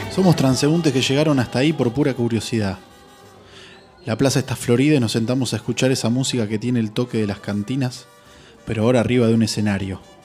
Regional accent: Argentina; de este lado del mapa argentino provincia adentro. Ineludible ADN de donde vengo

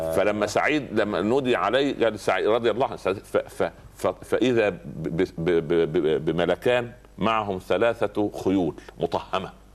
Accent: Upper Egypt, Egypt; عندنا في الصعيد

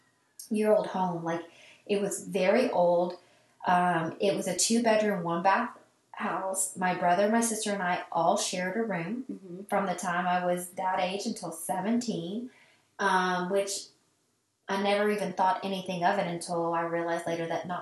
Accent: Kolach Capital of Texas, United States; my hometown is called the Kolach Capital of Texas

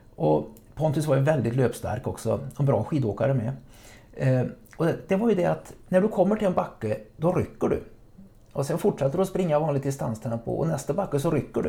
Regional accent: Trollhättan, Västra Götaland, Sweden; moved away; nere i Västsverige jag kommer ifrån

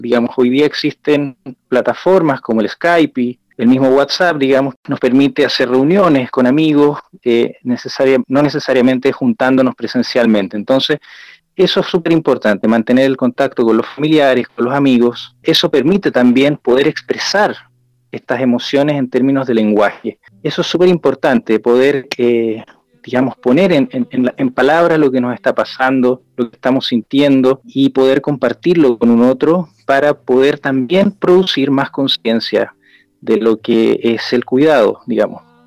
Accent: Chile; en mi país, en Chile

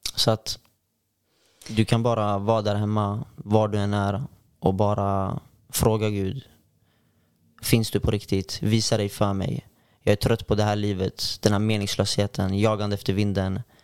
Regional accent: Örebro, Örebro County, Sweden; now in Gothenburg, Sweden; jag kommer från eh, Örebro från början

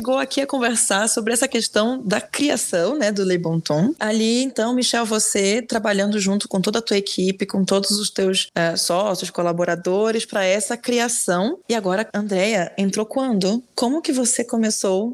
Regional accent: Belém, Pará, Brazil; moved away; eu nasci em Belém e lá é diferente

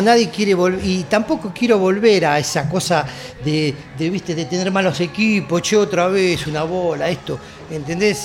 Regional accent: Argentina; en Argentina nos quedamos

